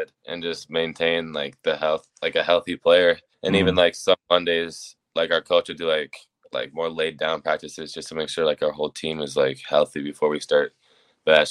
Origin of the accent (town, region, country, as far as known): Minnesota, United States; born or raised there